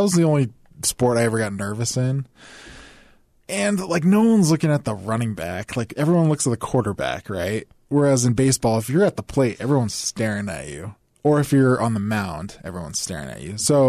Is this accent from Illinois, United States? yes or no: no; Bountiful, Utah, United States; also born or lived in Orem; We eventually got to Bountiful. I went to Viewmont High eventually.